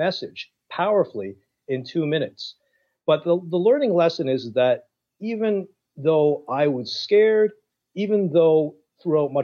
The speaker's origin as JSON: {"language": "English", "town": "Toronto", "region": "Ontario", "country": "Canada", "tie": "born or raised there", "said": "I was born in Toronto"}